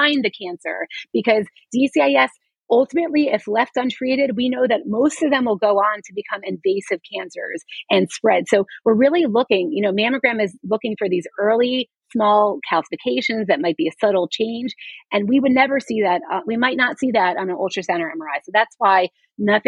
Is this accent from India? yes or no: no; Coral Springs, Florida, United States; moved away; I'm from Coral Springs